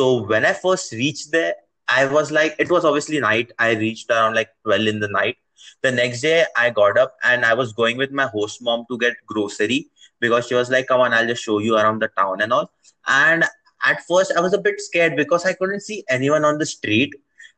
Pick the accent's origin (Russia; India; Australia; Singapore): India; also born or lived in Navi Mumbai, India / Brazil; I'm from India.